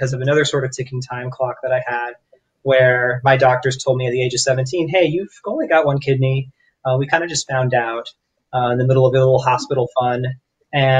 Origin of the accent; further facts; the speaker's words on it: Florida, United States; also born or lived in New York; I was born and raised in Florida